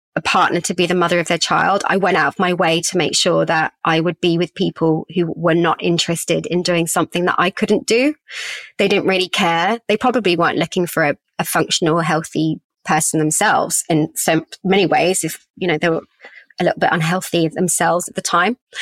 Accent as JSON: {"language": "English", "region": "England", "country": "United Kingdom", "tie": "born or raised there", "also_born_or_lived": "Australia", "said": "I was living in England. I was born in England, but as a half Aussie"}